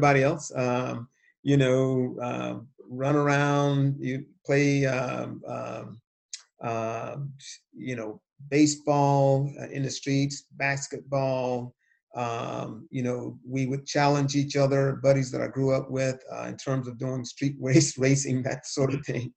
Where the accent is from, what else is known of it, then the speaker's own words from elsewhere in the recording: Cuthbert, Georgia, United States; the town that I grew up in, which was a small town in southwest Georgia called Cuthbert